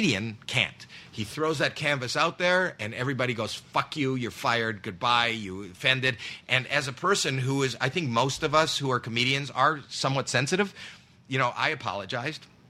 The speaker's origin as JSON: {"language": "English", "country": "Canada", "said": "I'm from Canada"}